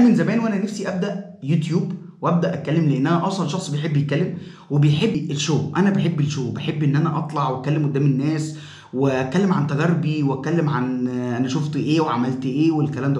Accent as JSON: {"language": "Arabic", "town": "Cairo", "region": "Cairo Governorate", "country": "Egypt", "said": "انا من القاهرة"}